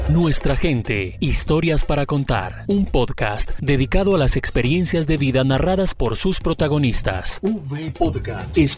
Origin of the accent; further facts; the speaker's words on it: Colombia; moved away as an adult; now in White Plains, United States; Yo salí de Colombia porque eh, por amenazas en el mes de, diciembre del 2015 intentaron eh, robarme y, apuñalarme, ¿cierto?